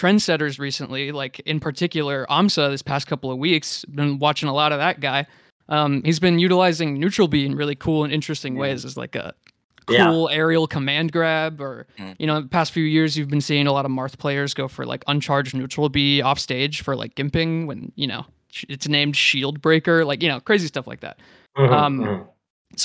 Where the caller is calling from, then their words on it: San Antonio, Texas, United States; I'm calling in from San Antonio, Texas.